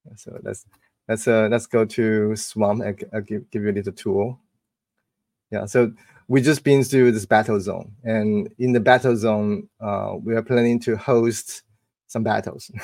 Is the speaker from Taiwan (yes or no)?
yes; Taipei, Taiwan; now in Bay Area, United States; to Taipei for a few days. That's my hometown